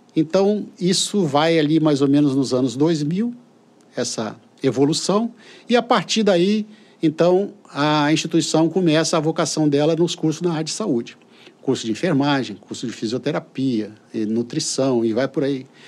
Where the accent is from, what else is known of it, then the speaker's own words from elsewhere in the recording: São Vicente, São Paulo, Brazil; now in Colatina, Brazil; eu fui criado em São Vicente